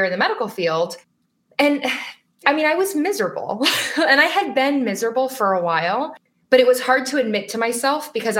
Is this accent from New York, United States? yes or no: no; Las Vegas, Nevada, United States; moved away as an adult; now in Boston, United States; So born and raised in Las Vegas